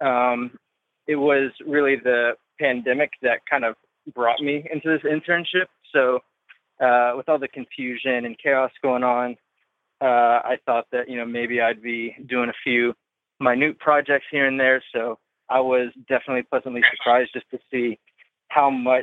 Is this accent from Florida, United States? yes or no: yes; Sarasota, Florida, United States; I am from Sarasota, Florida.